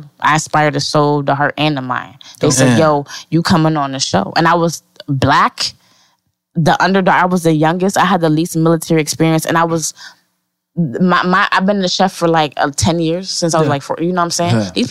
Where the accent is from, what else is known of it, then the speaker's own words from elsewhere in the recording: Bridgeport, Connecticut, United States; I'm from Bridgeport, Connecticut.